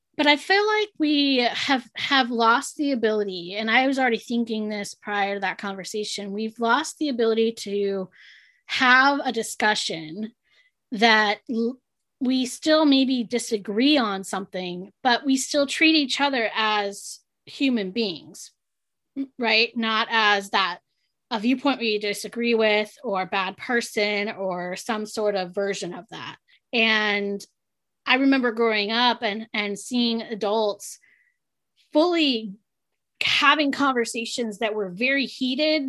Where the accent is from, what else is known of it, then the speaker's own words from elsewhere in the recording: San Diego, California, United States; was born and raised in San Diego